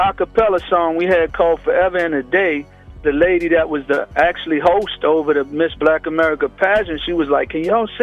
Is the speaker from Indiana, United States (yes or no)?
yes; Indianapolis, Indiana, United States; moved away as an adult; I grew up in the Midwest in Indianapolis, Indiana.